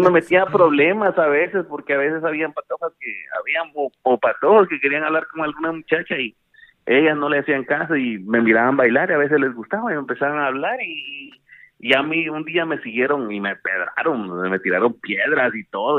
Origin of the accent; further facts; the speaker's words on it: Boca del Monte, Guatemala Department, Guatemala; moved away as an adult; also born or lived in San Marcos, Guatemala / North Carolina, United States / Washington DC area, United States; now in United States; Yo nací en San Marcos, en la reforma San Marcos, eh, luego la familia se movió para Boca del Monte. De Boca del Monte, pues ahí me anduve de patechucho